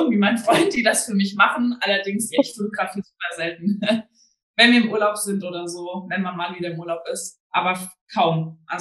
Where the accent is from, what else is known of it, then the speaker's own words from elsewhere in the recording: Hesse, Germany; born there; now in Bielefeld, Germany; weil ich äh, gebürtiger Hessin bin